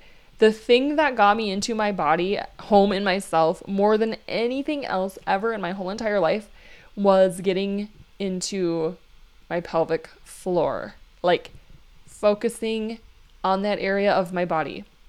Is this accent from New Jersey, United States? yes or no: no; Minnesota, United States; also born or lived in Hawaii; And where are you from? Minnesota, I guess, because I don't live in Hawaii right now, and I would feel like not right saying it, that I'm from Hawaii.